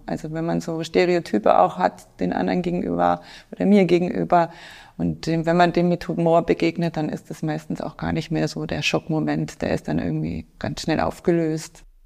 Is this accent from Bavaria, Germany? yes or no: yes; Franconia, Bavaria, Germany; moved away as an adult; also born or lived in Munich / Indonesia; now in Passau, Germany; komme ich ursprünglich aus Franken, aus einem kleinen Dorf